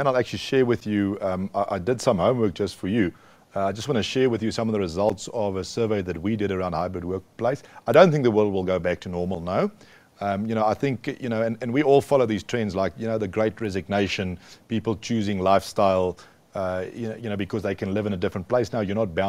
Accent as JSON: {"language": "English", "country": "South Africa", "said": "as a South African"}